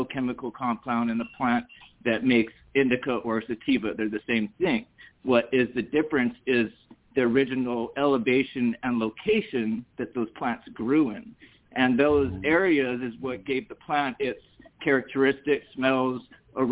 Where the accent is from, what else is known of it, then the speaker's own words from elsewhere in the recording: Hawaii, United States; now in Massachusetts, United States; I was actually born and raised in Hawaii